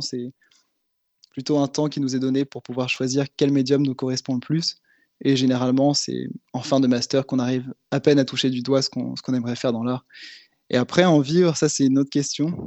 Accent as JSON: {"language": "French", "town": "Nantes", "region": "Pays de la Loire", "country": "France", "also_born_or_lived": "Berlin", "said": "en tant que Nantais"}